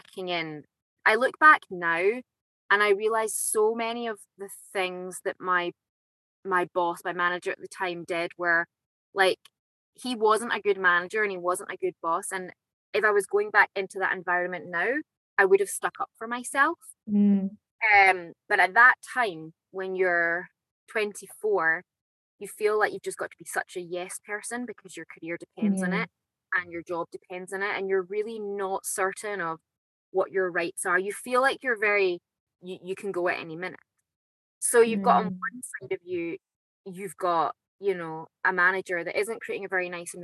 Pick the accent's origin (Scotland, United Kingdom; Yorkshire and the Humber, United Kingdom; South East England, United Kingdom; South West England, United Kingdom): Scotland, United Kingdom; Perth; also born or lived in Dunfermline; I am from Perth, Scotland, living back here now